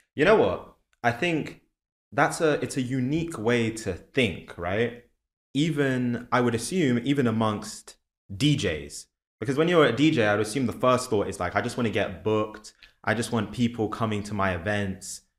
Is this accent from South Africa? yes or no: no; London, United Kingdom; moved away as an adult; now in New York, United States; I'm from London originally.